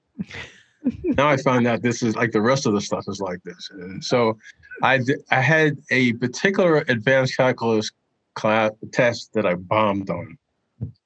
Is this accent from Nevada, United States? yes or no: no; New York City, New York, United States; I grew up in Brooklyn